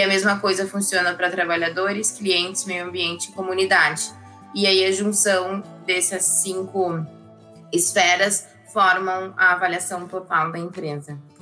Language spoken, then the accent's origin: Portuguese; Porto Alegre, Rio Grande do Sul, Brazil; sou aqui de, de Porto Alegre